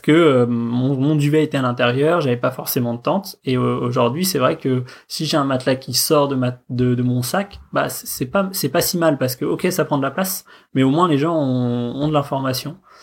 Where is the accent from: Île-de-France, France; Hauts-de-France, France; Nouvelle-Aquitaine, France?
Île-de-France, France; Paris; j'habite à Paris, je suis né à Paris, euh, j'ai toujours vécu